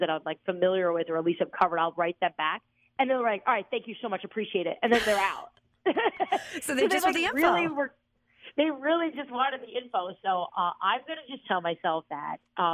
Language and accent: English; New Jersey, United States; moved away; also born or lived in Virginia; I'm from New Jersey